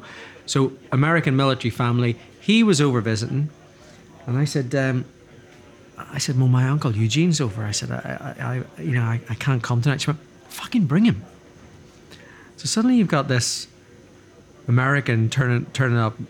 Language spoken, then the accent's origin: English; Dundrum, Northern Ireland, United Kingdom; As a Catholic growing up in Northern Ireland